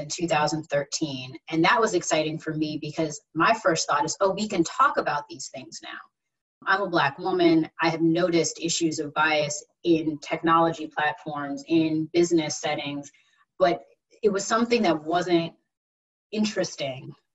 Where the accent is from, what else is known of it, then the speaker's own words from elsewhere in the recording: New Jersey, United States; I'm originally from New Jersey, and I've always loved New York City. I grew up about an hour away from there